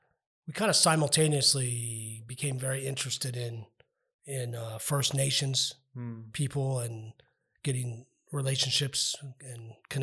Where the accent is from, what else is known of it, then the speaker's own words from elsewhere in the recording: El Paso, Texas, United States; That's our street cred there. We're from Northeast El Paso.